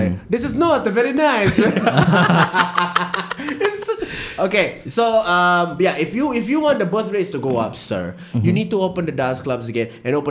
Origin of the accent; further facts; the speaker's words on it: Singapore; Because I'm a Singaporean